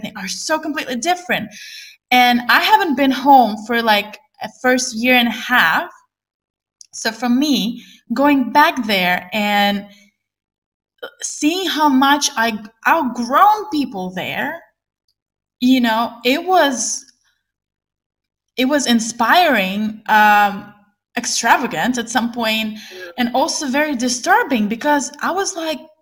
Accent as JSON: {"language": "English", "country": "Ukraine", "also_born_or_lived": "China", "moved": "as an adult", "said": "Originally, I'm from Ukraine."}